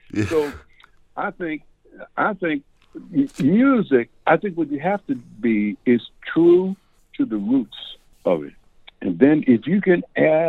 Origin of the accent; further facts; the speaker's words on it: Raleigh, North Carolina, United States; also born or lived in New York City, United States; when I was 3 weeks old, we moved back to Raleigh, North Carolina